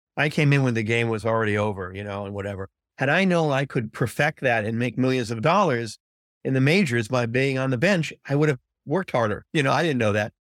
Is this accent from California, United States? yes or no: yes; California, United States; growing up in California